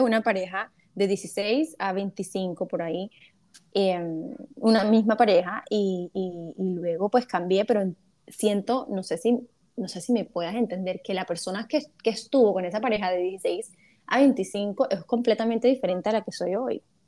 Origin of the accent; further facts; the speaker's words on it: Cartagena, Bolívar, Colombia; now in Barranquilla, Colombia; yo estoy en Barranquilla, soy cartagenera, pero estoy en Barranquilla